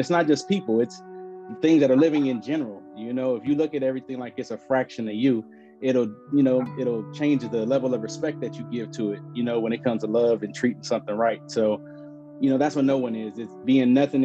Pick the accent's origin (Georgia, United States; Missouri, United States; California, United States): California, United States; Los Angeles; I'm from South Central L.A.